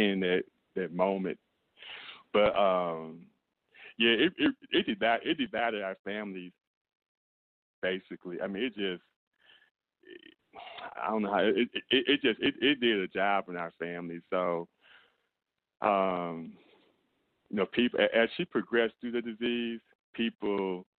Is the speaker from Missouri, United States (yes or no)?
yes; St. Louis, Missouri, United States; also born or lived in Mississippi; I was born in Mississippi and I was raised in St. Louis, Missouri